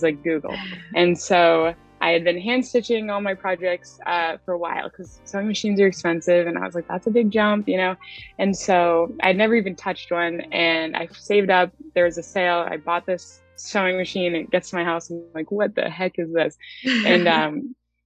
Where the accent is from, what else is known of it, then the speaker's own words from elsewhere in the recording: Franklin, Massachusetts, United States; I've always lived in Mass. I was in Western Mass for a little bit, and then we moved to Franklin when I was younger